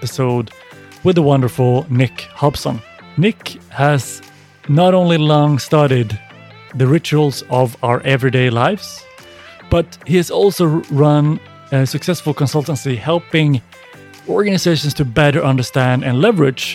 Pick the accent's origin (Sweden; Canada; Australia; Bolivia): Sweden; growing up in Sweden